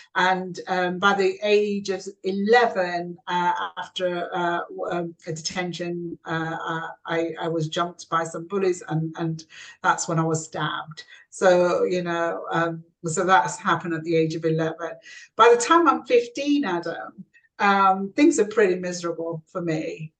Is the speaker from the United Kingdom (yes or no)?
yes; South Yorkshire mining village, Yorkshire and the Humber, United Kingdom; also born or lived in Kashmir (ancestry); landed in a small South uh, Yorkshire mining village where we were the first Asian family uh, to, to, to, live